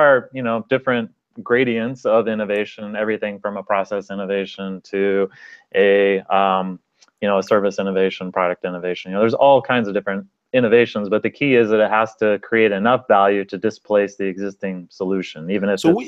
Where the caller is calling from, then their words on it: Seattle, Washington, United States; I am calling from Seattle